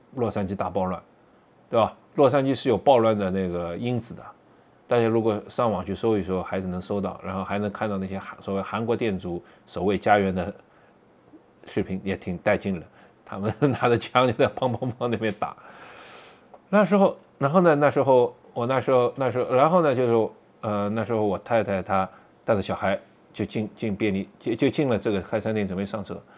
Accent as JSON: {"language": "Chinese", "country": "China", "moved": "as an adult", "lives_now": "Boston, United States", "said": "我们中国人嘛"}